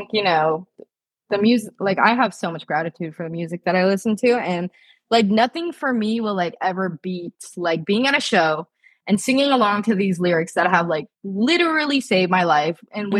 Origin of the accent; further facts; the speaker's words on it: Japan; now in United States; like I come from Japan where like drug usage is very low.